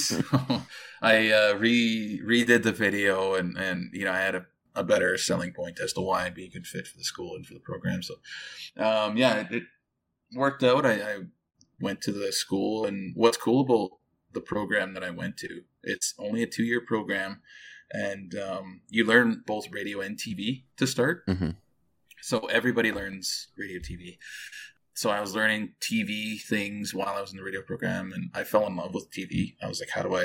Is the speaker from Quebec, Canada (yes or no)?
no; Winnipeg, Manitoba, Canada; moved away as an adult; also born or lived in Alberta / British Columbia; born and raised in Manitoba, the Winnipeg area. From the Pegwas First Nation. I'm Cree